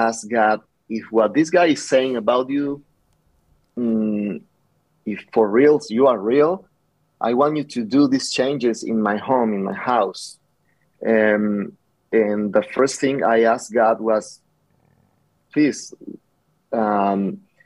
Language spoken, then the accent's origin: English; Nogales, Sonora, Mexico; now in Tucson, United States; I'm original from Nogales. And I grew up there